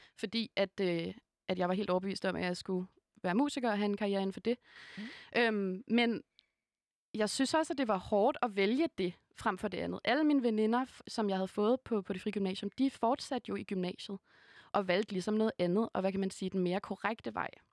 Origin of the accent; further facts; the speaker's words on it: Hundested, Capital Region of Denmark, Denmark; jeg gik på en meget, meget provinciel folkeskole, øh, der hvor jeg kommer fra, i Hundested